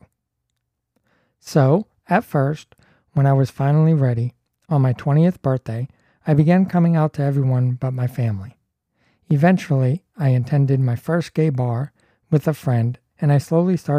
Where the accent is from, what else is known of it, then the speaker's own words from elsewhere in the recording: Toronto, Ontario, Canada; I'm from Toronto